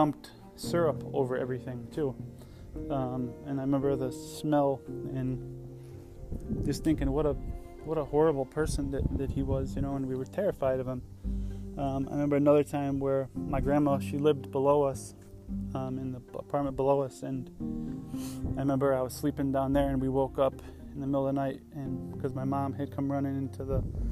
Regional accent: Johnson City, New York, United States; I grew up in Johnson City, New York, right next to Binghamton, New York, upstate

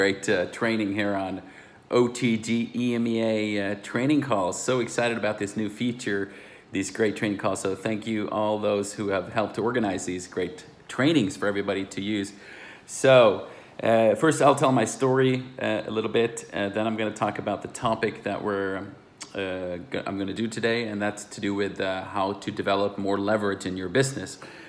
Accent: Sweden; English is a second language; moved away; also born or lived in United States / Luxembourg; Like I said … I'm originally from Sweden. I know I speak a little American, but hey, I have grown up, I went to university in America, and then I came back to Europe

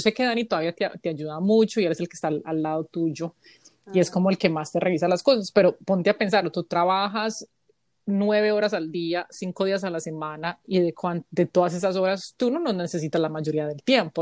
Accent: Colombia; now in United States; somos colombianas en el extranjero

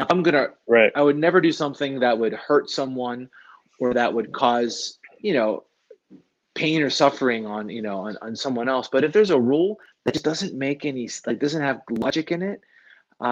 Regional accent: near Pittsburgh, Western Pennsylvania, United States; moved away as an adult; now in Boulder, United States; And I grew up in Western Pennsylvania. I grew up near Pittsburgh

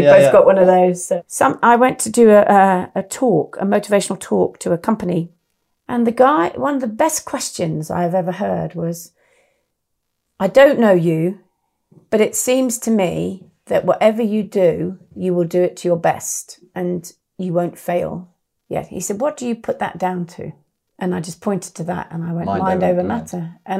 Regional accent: DR Congo; born there; So, I was born in the Belgian Congo.

